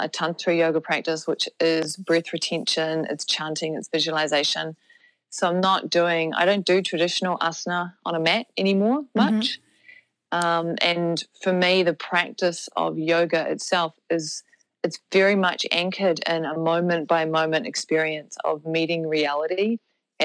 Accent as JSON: {"language": "English", "country": "New Zealand", "also_born_or_lived": "Canada / United States", "said": "So I am a Kiwi, so I live in New Zealand, although I did spend my 20s traveling"}